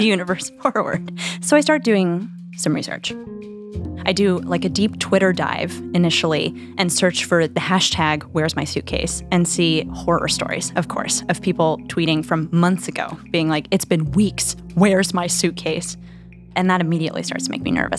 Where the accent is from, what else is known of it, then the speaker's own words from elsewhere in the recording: New Mexico, United States; now in New York, United States; I'm from New Mexico.